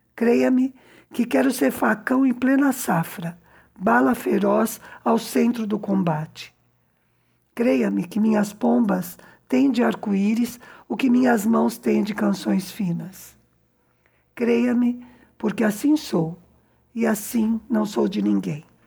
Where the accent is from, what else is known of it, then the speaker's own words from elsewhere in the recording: São Paulo, Brazil; moved away as an adult; also born or lived in southern Minas Gerais, Brazil; now in Cuba; eu que sou de São Paulo e morei na fronteira com o sul de Minas